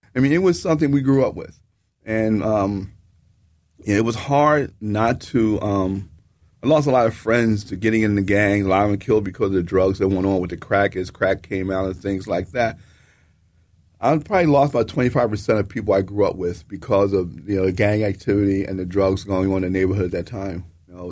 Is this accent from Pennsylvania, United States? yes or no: yes; Philadelphia, Pennsylvania, United States; me as a young black male growing up in the city